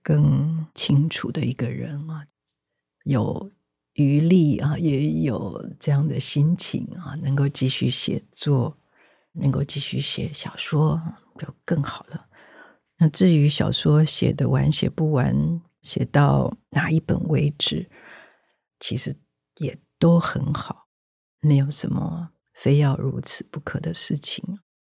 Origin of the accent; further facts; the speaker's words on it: Taiwan; 我生在台湾